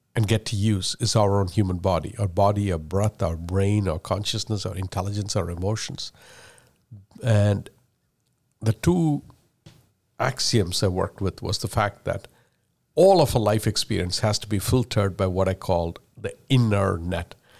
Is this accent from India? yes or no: yes; India; first language Malayalam; English is a second language; moved away; I speak English as a third language. I was born and raised in India. I learned Malayalam and Tamil before I learned English.